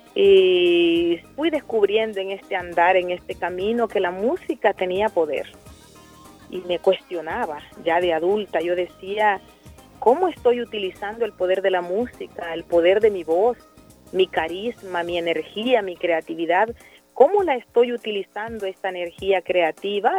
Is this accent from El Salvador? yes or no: yes; El Salvador; cada salvadoreña y cada salvadoreño somos responsables de tener un país en mejores condiciones